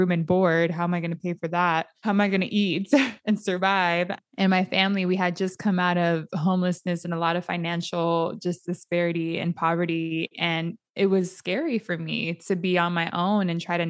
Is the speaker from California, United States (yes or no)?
yes; San Diego, California, United States; my nieces and nephews growing up in Southeast San Diego or in the areas that we grew up